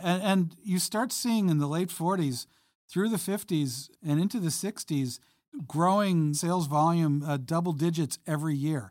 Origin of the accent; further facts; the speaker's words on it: Long Island, New York, United States; I grew up on Long Island in the, in the seventies